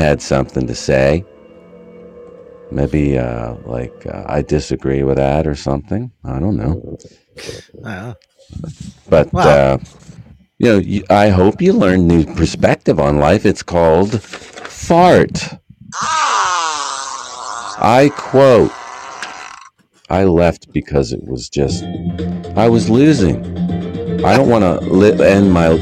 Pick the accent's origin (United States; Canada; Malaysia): United States; I'm an American